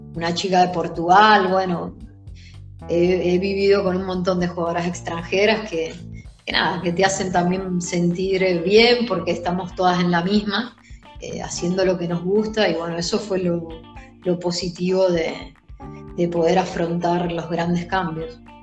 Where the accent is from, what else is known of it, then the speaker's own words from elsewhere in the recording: Argentina; now in Italy; Somos pocas las argentinas que, que, hoy en día estamos en Italia jugando en la Serie